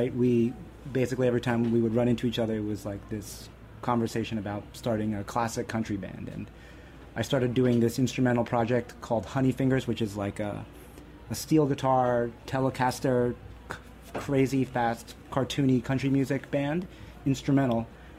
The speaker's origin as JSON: {"language": "English", "region": "suburbs of northern New Jersey", "country": "United States", "said": "I'm a Chinese kid from, like, the suburbs of northern New Jersey"}